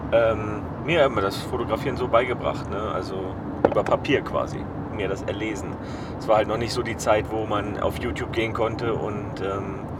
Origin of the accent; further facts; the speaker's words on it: Zermatt, Valais, Switzerland; Klar, ähm, Schweiz eignet sich natürlich perfekt, also gerade da, wo ich herkomme, äh, wo ich herkam, ähm, das war Zermatt, da habe ich gelebt, also landschaftlich sehr wunderschön.